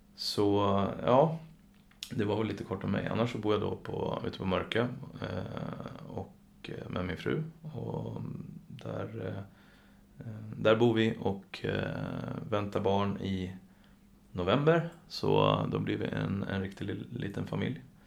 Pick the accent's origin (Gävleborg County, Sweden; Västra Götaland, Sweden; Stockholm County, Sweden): Stockholm County, Sweden; Mörkö; jag är uppvuxen på Mörkö